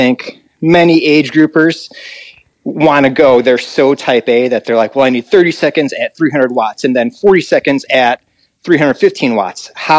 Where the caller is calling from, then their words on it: Chicago, Illinois, United States; in Chicago.